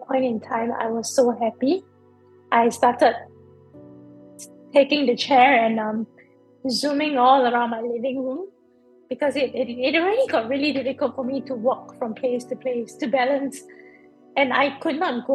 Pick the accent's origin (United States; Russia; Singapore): Singapore; I grew up in Singapore, so I've always been like a born and bred city girl.